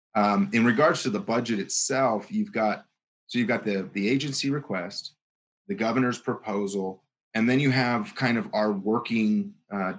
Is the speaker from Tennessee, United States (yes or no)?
no; Pahrump, Nevada, United States; I'm from Pahrump, Nevada.